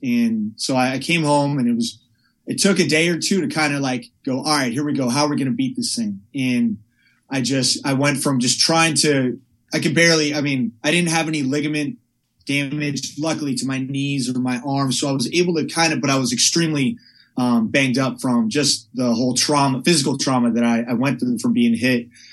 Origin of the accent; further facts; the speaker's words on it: Palo Alto, California, United States; I grew up in Northern California in a town called Palo Alto